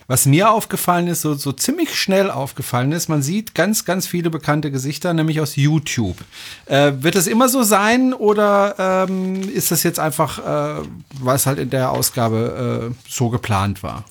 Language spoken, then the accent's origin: German; France; now in Germany; ich bin ja auch Franzose